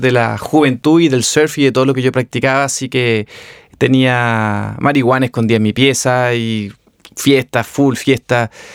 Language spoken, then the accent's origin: Spanish; Viña del Mar, Valparaíso, Chile; nací y me crié en Viña del Mar